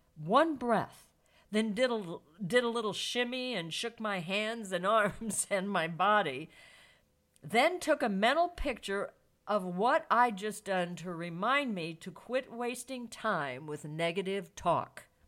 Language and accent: English; St. Louis, Missouri, United States; Saint Louis, my hometown